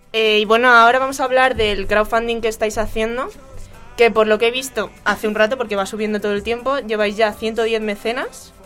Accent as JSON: {"language": "Spanish", "town": "Canencia", "region": "Community of Madrid", "country": "Spain", "said": "el Good Folk que se celebra en Canencia, que como algunos saben es mi pueblo."}